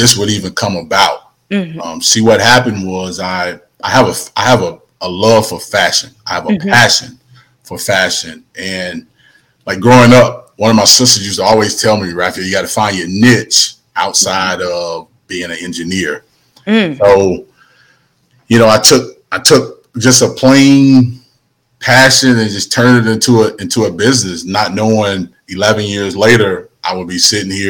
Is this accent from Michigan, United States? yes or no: no; Prichard, Alabama, United States; moved away as an adult; also born or lived in Mobile, Alabama; now in Huntsville, United States; Grew up in Mobile, Alabama. So I'm a Mobile native by way of Huntsville.